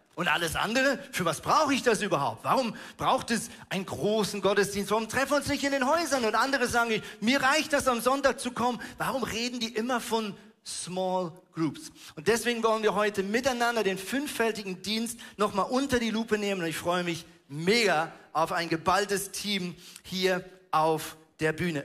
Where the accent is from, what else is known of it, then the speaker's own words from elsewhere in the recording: Switzerland; now in Hamburg, Germany; ich bin ja Schweizer